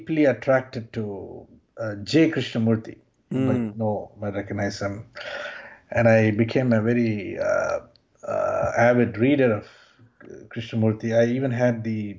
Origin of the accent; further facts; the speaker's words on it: Chennai, Tamil Nadu, India; moved away as an adult; also born or lived in Bangalore; now in United States; I was born in Bangalore and raised in Chennai